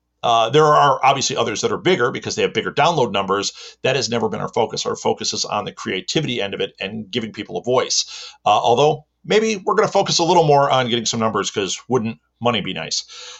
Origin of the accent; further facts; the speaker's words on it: Midwest, United States; I am a content creator and content marketer, and I am from the Midwest in America.